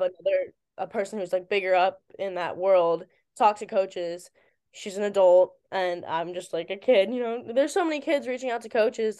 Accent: Virginia, United States; moved away as an adult; now in New Jersey, United States; I'm from Virginia.

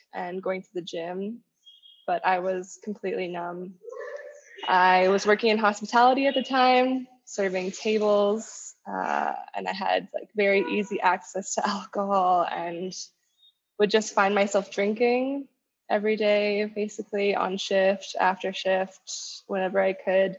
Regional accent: Winnipeg, Manitoba, Canada; moved away as an adult; now in Colombia; I was actually born and raised in Winnipeg. Manitoba.

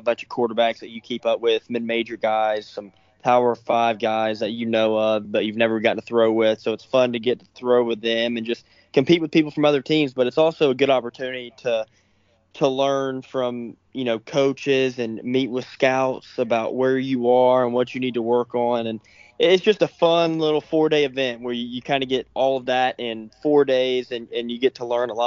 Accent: Samford, Alabama, United States; also born or lived in Senatobia, Mississippi; go back to my hometown and go play for Samford for 2 years

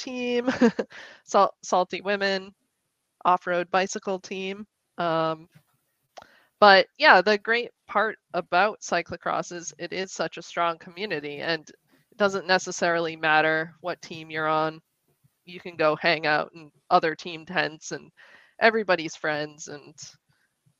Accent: Western Massachusetts, United States; I grew up in Western Mass

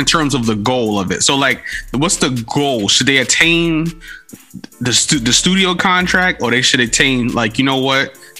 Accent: New York City, New York, United States; I'm from the Bronx. The Bronx is a lot like Vallejo.

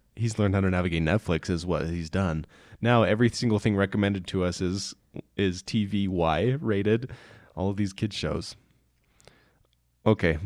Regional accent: Meeker, Colorado, United States; I grew up in Meeker, Colorado.

